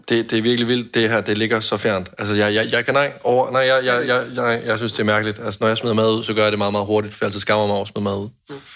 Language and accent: Danish; Jutland, Denmark; jeg er en nære jyde